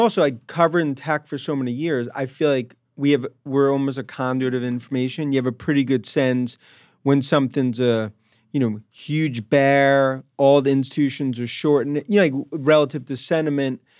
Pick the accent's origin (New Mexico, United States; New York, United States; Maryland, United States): New York, United States; Long Island; I grew up in Long Island, five one six